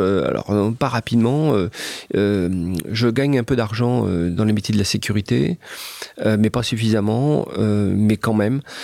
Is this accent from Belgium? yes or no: no; France; also born or lived in Japan; je sais que je suis un Français